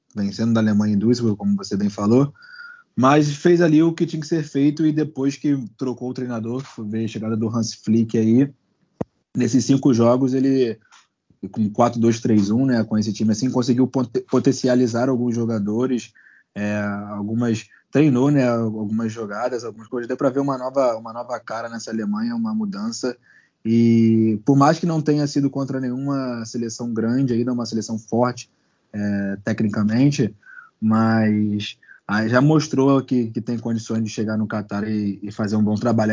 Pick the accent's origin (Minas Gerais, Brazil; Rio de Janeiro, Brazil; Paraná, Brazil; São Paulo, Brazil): Rio de Janeiro, Brazil; nós que somos cariocas